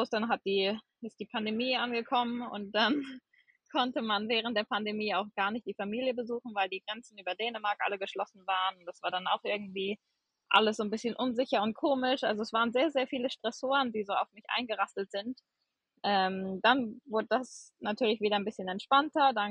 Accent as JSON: {"language": "German", "town": "Gummersbach", "region": "North Rhine-Westphalia", "country": "Germany", "tie": "born or raised there", "also_born_or_lived": "New Zealand", "said": "Also ich bin äh … komme gebürtig aus Gummersbach, das ist in der Nähe von Köln äh, bin 30 Jahre alt"}